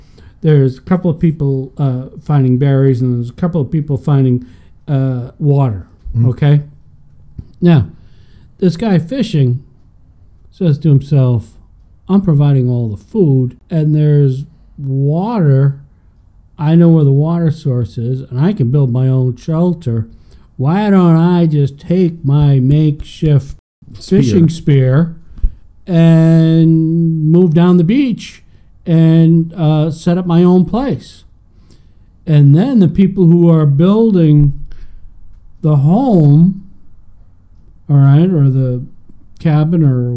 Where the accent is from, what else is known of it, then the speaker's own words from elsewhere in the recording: Minnesota, United States; I grew up in Minnesota